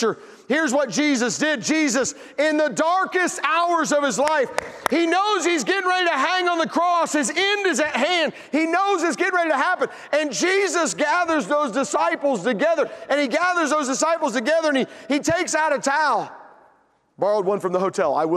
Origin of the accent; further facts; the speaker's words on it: Tennessee, United States; I'm from Tennessee